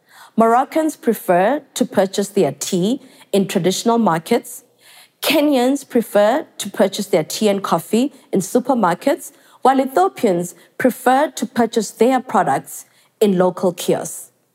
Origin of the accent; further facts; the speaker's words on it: South Africa; growing up in South Africa, Tanzania to be specific